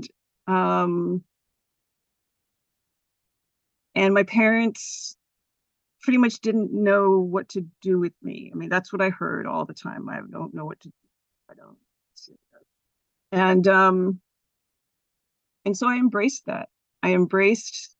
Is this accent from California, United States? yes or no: yes; Los Gatos, California, United States; also born or lived in San Francisco; I was born here in San Francisco, but I grew up in the South Bay in Los Gatos